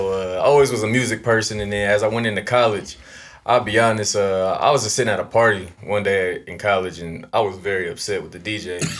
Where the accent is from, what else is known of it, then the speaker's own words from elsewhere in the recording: Columbus, Ohio, United States; Yeah, Columbus, yep.